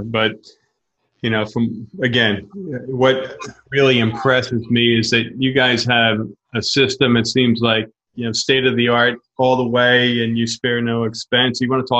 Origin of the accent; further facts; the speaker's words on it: Pennsylvania, United States; I'm from Pennsylvania.